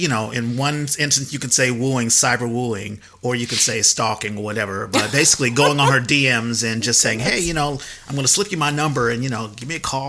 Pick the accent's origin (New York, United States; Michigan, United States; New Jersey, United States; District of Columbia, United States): District of Columbia, United States; Washington; We grew up in Washington, D.C.